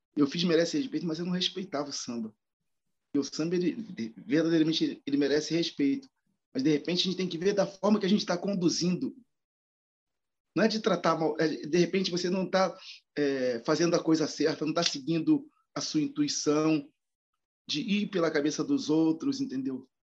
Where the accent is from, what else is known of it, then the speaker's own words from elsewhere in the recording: Rio de Janeiro, Brazil; moved away as an adult; now in São Paulo, Brazil; eu sou carioca, né? Mas eu moro há oito anos no, em São Paulo